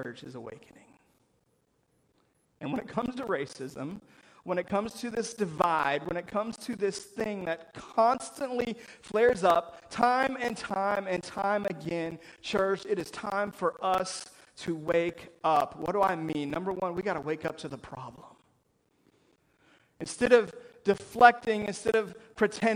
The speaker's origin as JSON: {"language": "English", "country": "United States", "tie": "born or raised there", "said": "I was born in America"}